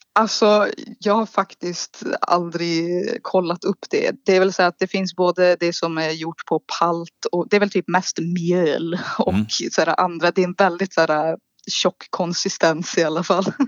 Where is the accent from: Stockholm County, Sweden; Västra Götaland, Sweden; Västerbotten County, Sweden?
Västerbotten County, Sweden; Malå; Jag är född i en liten norrländsk håla i Västerbotten som kallas Malå